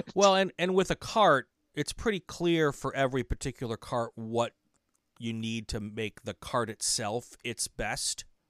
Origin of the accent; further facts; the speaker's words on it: Wisconsin, United States; moved away; I grew up in Wisconsin